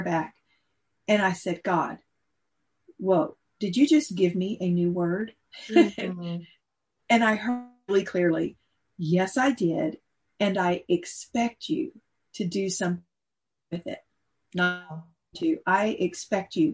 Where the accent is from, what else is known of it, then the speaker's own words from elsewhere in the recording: Texas, United States; accent: Texas; I could really break into my Texas accent. I'm just a small town girl from a little town in Texas